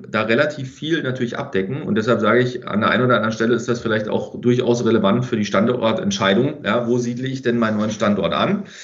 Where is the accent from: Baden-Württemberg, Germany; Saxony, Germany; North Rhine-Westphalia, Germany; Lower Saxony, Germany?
Baden-Württemberg, Germany; Freiburg im Breisgau; Ich kenne also auch aus meiner Heimat, komme ursprünglich aus Freiburg im Breisgau